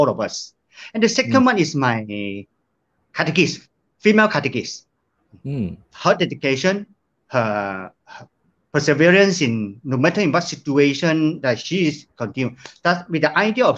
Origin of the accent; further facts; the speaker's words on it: Sandakan, Sabah, Malaysia; moved away as an adult; now in Kota Kinabalu, Malaysia; moving back to my hometown, Sandakan.